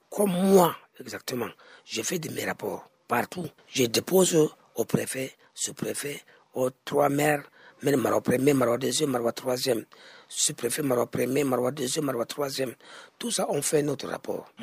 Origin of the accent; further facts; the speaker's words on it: Cameroon; On est des Camerounais, on est des Camerounais